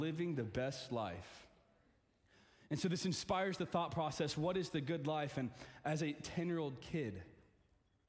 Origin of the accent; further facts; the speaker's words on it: the South, United States; I'm from Arkansas, Texas, towns